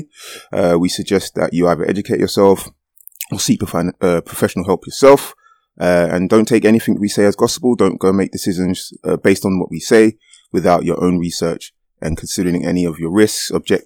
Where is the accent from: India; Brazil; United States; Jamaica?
Jamaica; now in United Kingdom; I am a Jamaican and proud of that fact